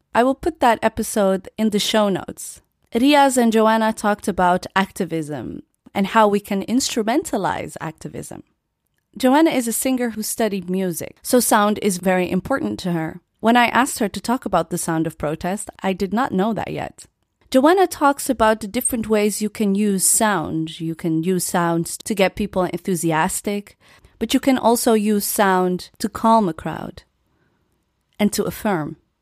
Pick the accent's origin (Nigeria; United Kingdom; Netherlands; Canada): Netherlands; born and raised in the Netherlands